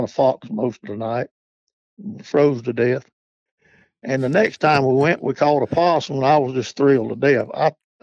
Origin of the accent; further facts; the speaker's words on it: Charlotte, North Carolina, United States; I was born in Charlotte, North Carolina, 78 years ago. And I was a city boy